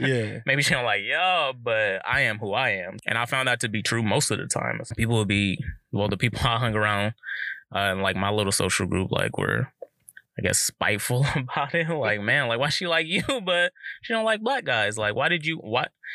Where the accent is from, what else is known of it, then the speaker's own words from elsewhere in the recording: Southern California, United States; also born or lived in Pacific Northwest; growing up in SoCal